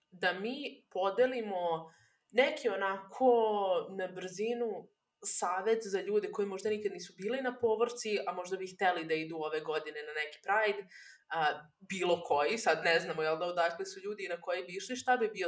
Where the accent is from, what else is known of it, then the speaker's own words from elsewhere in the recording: Novi Sad, Vojvodina, Serbia; kod kuće u Novom Sadu